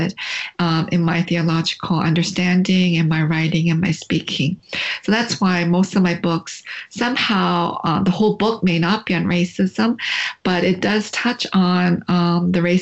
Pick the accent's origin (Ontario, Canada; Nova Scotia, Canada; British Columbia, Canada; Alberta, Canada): Ontario, Canada; London; moved away as an adult; also born or lived in Korea; now in Indiana, United States; growing up in Canada in a small town called London, Ontario, it's about 2.5 hours from Toronto